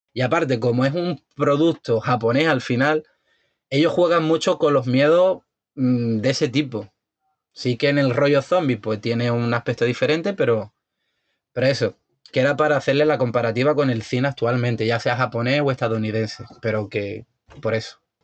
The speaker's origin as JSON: {"language": "Spanish", "country": "Spain", "said": "soy español"}